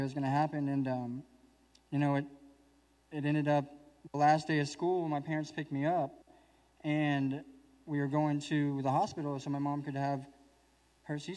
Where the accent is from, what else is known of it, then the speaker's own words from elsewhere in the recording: Oklahoma City, Oklahoma, United States; I'm from Oklahoma City, Oklahoma